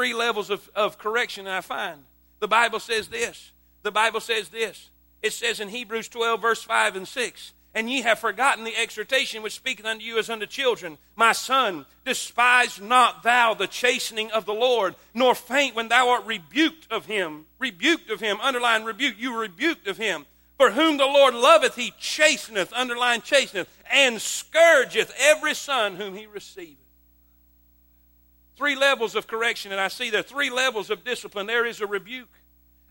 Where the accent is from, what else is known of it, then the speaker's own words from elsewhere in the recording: South Florida, United States; moved away as an adult; also born or lived in South Carolina; I grew up in South Florida my whole life